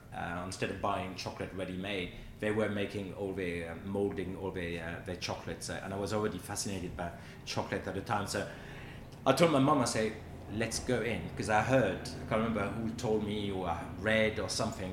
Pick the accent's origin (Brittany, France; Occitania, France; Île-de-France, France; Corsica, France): Brittany, France; Quimper; moved away; I grew up in Brittany where we're famous for pancakes